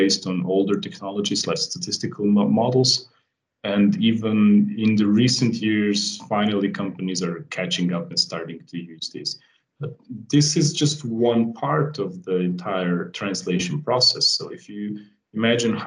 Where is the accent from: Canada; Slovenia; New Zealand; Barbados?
Slovenia; I come from Europe, from a small country called Slovenia